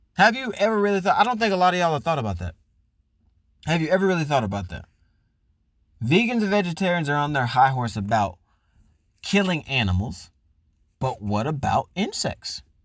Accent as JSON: {"language": "English", "region": "Florida", "country": "United States", "tie": "born or raised there", "moved": "as an adult", "lives_now": "California, United States", "said": "I'm from Florida, which is the South, which is huge on obesity, diabetes, and meat. Never met a vegetarian eighteen years I lived there"}